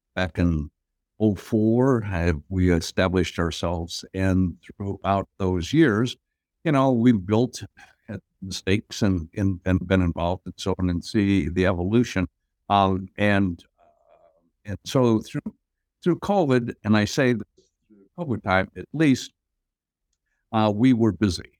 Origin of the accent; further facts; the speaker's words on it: Appleton, Wisconsin, United States; moved away as an adult; now in Pittsburgh, United States; I grew up in Appleton, Wisconsin, which is just about thirty miles south of, uh, Green Bay.